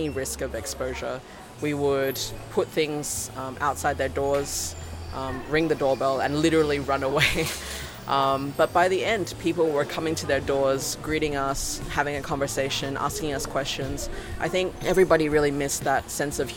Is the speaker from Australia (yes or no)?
yes; Australia; moved away as an adult; now in Shanghai, China; I'm originally from Australia, and I've been living in Shanghai for 7 years now.